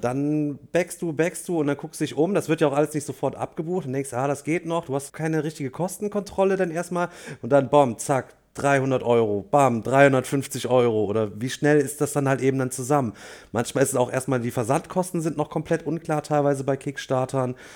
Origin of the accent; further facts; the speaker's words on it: Germany; als Deutsche